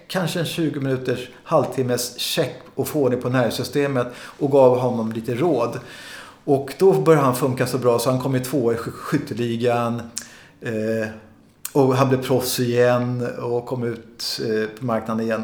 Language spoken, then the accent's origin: Swedish; Sweden; jag som är svensk och vit människa